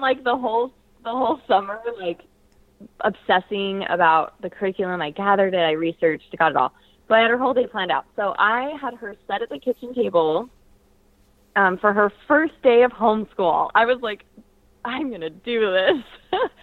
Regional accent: Portland, Oregon, United States; I grew up in Portland, Oregon

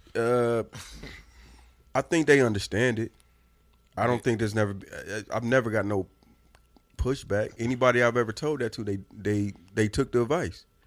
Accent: Indiana, United States; I'm from Indiana.

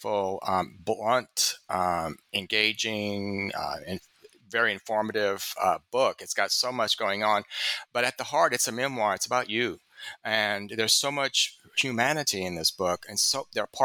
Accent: the South, United States; I'm a reader from the South

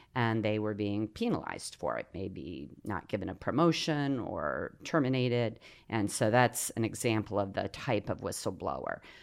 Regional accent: Ohio, United States; also born or lived in Coshocton, Ohio / Newark, Ohio; I was born in Coshocton, uh, which is down kind of central east Ohio, and uh, it's part of Appalachia

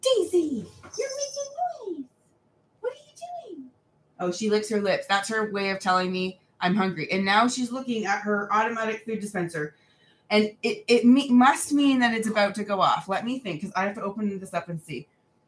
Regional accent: New Zealand; Hello, I'm like from New Zealand. That is very far away.

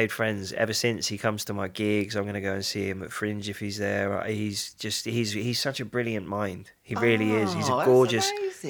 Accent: London, United Kingdom; I grew up in Upper Clacton.

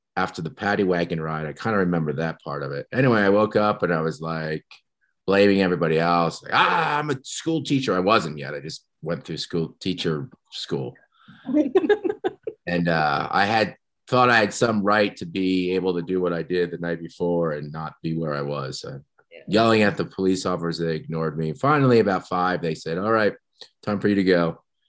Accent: New Jersey, United States; moved away as an adult; also born or lived in Ohio / Seattle, Washington; now in Big Sky, United States; I'm from New Jersey. Um, grew up on the East Coast.

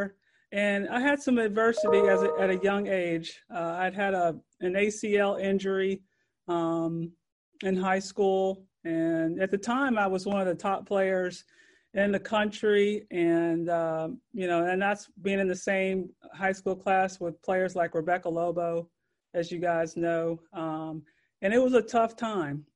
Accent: Louisville, Kentucky, United States; I grew up in Louisville, Kentucky.

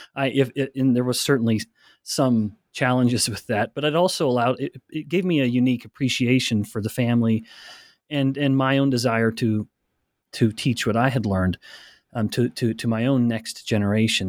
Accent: Alberta, Canada; I'm from Alberta, Canada. I, I, I was raised, born and raised in a very small town

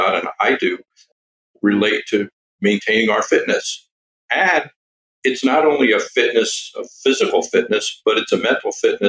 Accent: Long Island, New York, United States; I grew up on Long Island, New York.

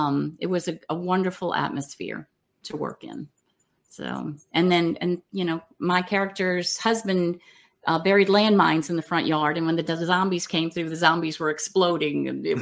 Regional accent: New Orleans, Louisiana, United States; Well, I definitely grew up in a Christian family. I am from New Orleans, and New Orleans is a very big Catholic city, and I've got a very large Catholic family.

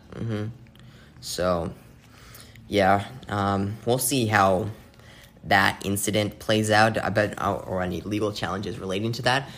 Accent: Phoenix, Arizona, United States; my hometown of Phoenix

